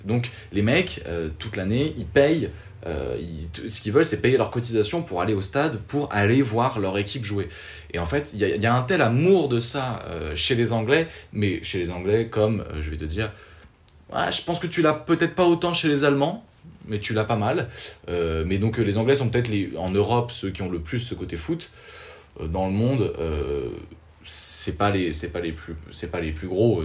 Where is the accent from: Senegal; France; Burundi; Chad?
France; chez nous en France